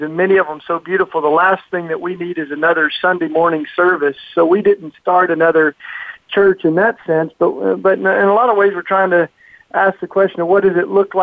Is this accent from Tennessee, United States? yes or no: yes; East Tennessee, United States; moved away as an adult; now in Philadelphia, United States; I grew up down south in the Bible Belt in East Tennessee in the hills